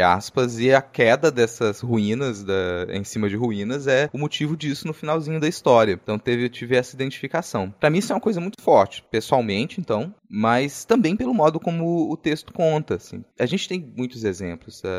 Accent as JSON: {"language": "Portuguese", "region": "interior of Minas Gerais", "country": "Brazil", "tie": "born or raised there", "moved": "yes", "said": "A descrição era muito próxima da cidade onde eu nasci, cara, no interior de Minas"}